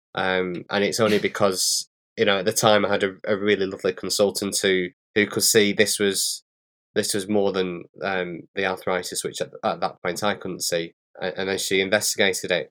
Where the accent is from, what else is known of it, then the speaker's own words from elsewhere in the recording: Bolton, North West England, United Kingdom; accent: northern; I'm from a place in, in the U K, just outside of Manchester. It's called Bolton. So I'm, I've got a real northern accent